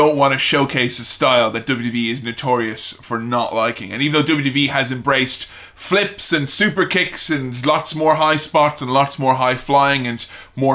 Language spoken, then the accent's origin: English; Ireland; growing up in Ireland